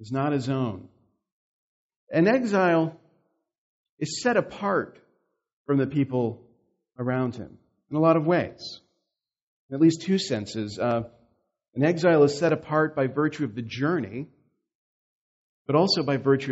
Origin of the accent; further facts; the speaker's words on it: the South, United States; moved away; I'm from the South, which is very different from here